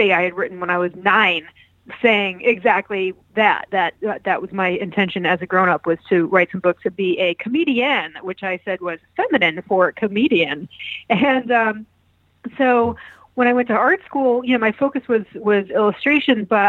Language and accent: English; Manchester, Connecticut, United States; also born or lived in Baltimore / Chicago; now in Brooklyn, United States; I grew up in Manchester, Connecticut, which is two towns east of Hartford, Connecticut